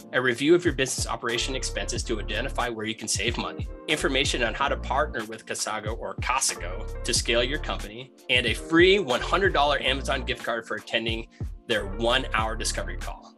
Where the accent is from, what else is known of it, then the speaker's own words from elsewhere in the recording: Maine, United States; moved away; also born or lived in Rutland, Vermont / New Hampshire / Atlanta; born in Maine, lived on the coast of Maine